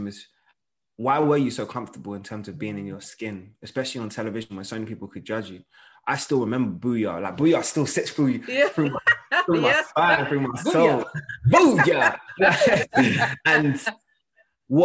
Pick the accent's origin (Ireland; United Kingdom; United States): United Kingdom; London; I'm a boy from London